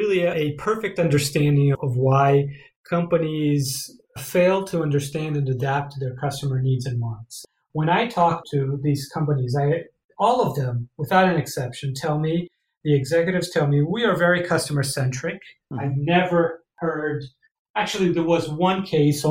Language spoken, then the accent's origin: English; Brazil; moved away as an adult; also born or lived in Ann Arbor, Michigan, United States; now in United States; I'm originally from Brazil. I came to the US in 2004 to do a PhD